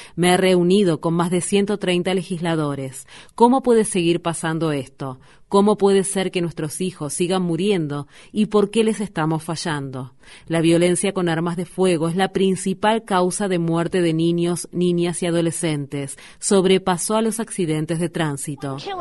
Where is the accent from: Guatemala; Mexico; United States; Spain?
United States; Highland Park, Illinois; Yo soy de Highland Park Illinois